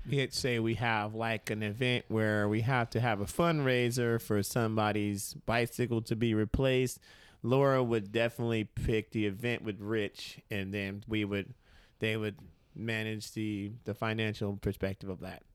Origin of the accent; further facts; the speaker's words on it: Austin, Texas, United States; moved away as an adult; now in Portland, United States; I'm from Austin, Texas, and, uh, I believe about in twenty fourteen is when I decided to expand or at least find another place to move